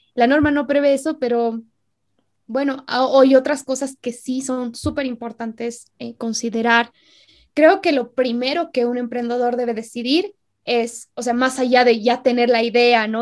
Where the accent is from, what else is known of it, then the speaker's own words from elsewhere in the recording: Bolivia; En Bolivia nos pasa harto eso. No, es que soy boliviano